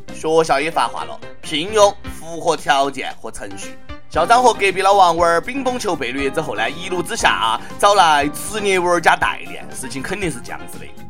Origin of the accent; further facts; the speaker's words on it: China; 作为中国人